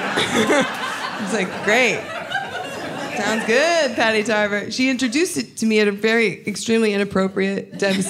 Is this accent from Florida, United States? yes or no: no; Texas, United States; moved away as an adult; also born or lived in Tennessee; now in New York, United States; we moved to Texas when I was like 7 or 8. And so I identify as a Texan